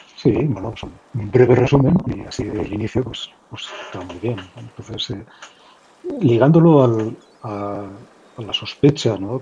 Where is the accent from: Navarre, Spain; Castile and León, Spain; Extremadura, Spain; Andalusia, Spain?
Navarre, Spain; Pamplona; now in Castellón, Spain; yo soy de Pamplona, de Navarra, en el norte de España, aunque vivo últimamente desde hace unos años en Castellón